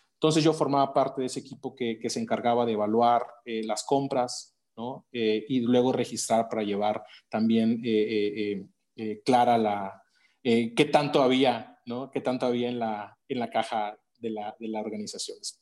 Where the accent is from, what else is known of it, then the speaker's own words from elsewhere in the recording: Veracruz, Mexico; en el puerto de Veracruz, eh, de donde soy originario